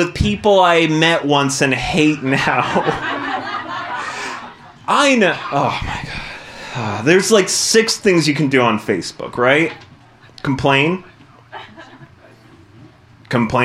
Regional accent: Arizona, United States; I grew up in the suburbs of Arizona, which is an incredibly white place

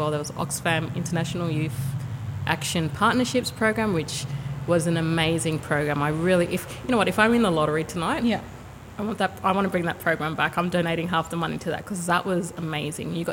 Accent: Sydney, New South Wales, Australia; also born or lived in Canberra / Brisbane / Perth; So I actually grew up. I was born in Glebe, hey. So you know, Glebe is was my home for um, many years, and I um, then moved around quite a bit.

